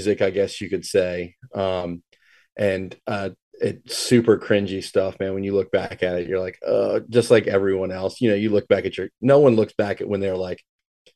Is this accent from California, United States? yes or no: no; Richmond, Virginia, United States; I grew up kind of in the suburbs of Richmond. Kind of north of Richmond